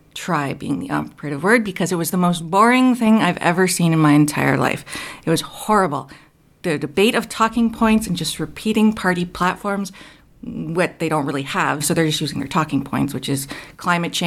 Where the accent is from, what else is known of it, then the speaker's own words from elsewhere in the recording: Canada; as a Canadian